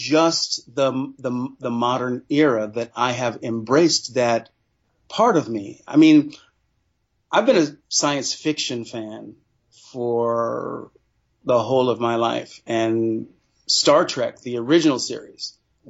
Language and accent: English; Sacramento, California, United States; As a young Black man growing up in Sacramento, California